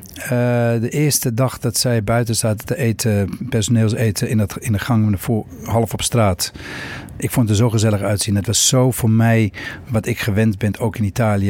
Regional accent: Cape Town, Western Cape, South Africa; now in Netherlands; Opgegroeid in Zuid-Afrika. Uh, woon al 40 jaar in Nederland

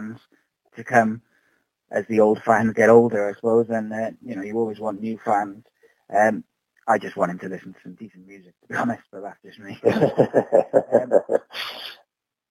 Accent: Cardiff, Wales, United Kingdom; you're playing Cardiff, actually, on my day before my son's birthday, which is my hometown

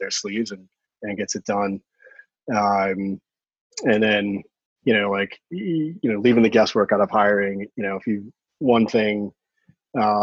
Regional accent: Cohasset, Massachusetts, United States; I'm a local. I grew up on the South Shore in Cohasset.

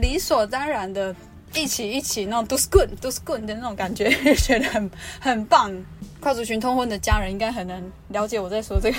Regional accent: Luona village, Nantou County, Taiwan; 我们我的部落叫罗纳部落

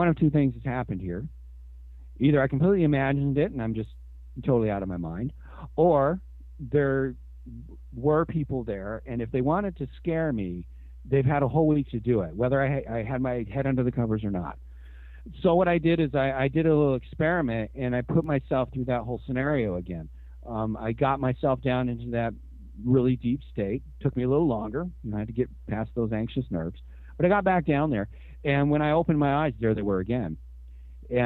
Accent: Washington, United States; also born or lived in Seattle area; Born and raised in Washington, and yeah, pretty much. I mean, we moved up here into the Seattle area when I was 11 years old.

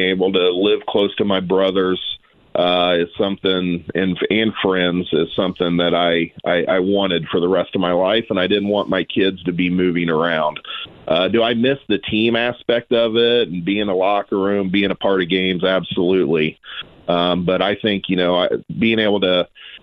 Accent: Noblesville, Indiana, United States; we're from Noblesville.

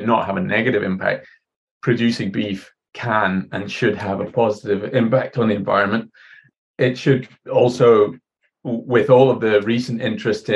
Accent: Scotland, United Kingdom; moved away as an adult; also born or lived in Ireland; now in New Zealand; I was born in Ireland, but grew up mostly in Scotland.

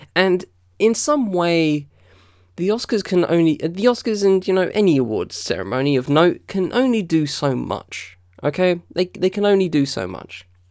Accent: United Kingdom; as a black British kid, um, you know, I, I, I was brought up on American T V

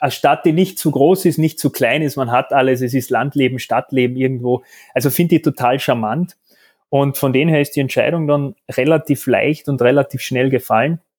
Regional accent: Carinthia, Austria; now in Vienna, Austria; dann aber auch quasi beide von Kärnten, du zuerst nach Wien, dann Salzburg, ich bin jetzt mittlerweile auch in Wien.

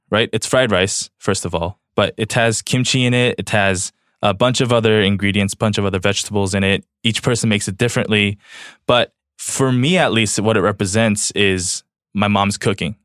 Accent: Los Angeles, California, United States; also born or lived in South Korea; I'm from Los Angeles. I grew up for the majority of my childhood here

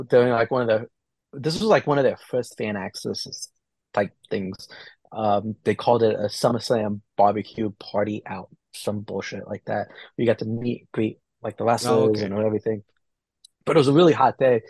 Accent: New Jersey, United States; I'm from New Jersey

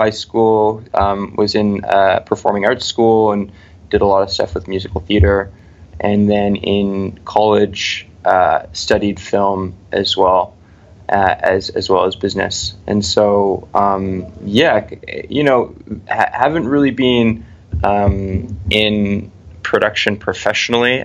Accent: Vancouver, British Columbia, Canada; we're all from Vancouver

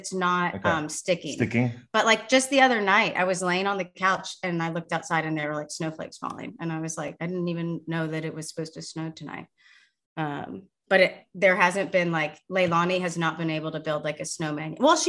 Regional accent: Sugar Land, Texas, United States; Because Sugarland is my hometown. My parents live 2 miles from that ballpark.

